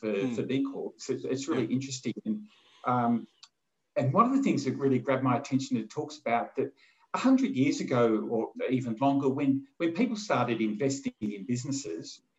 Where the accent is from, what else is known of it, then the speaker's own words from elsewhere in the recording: Australia; being Australian